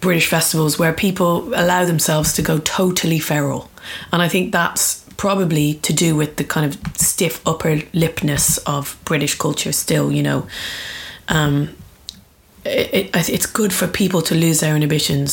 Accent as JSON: {"language": "English", "town": "Dublin", "region": "Leinster", "country": "Ireland", "tie": "born or raised there", "said": "I grew up in Dublin"}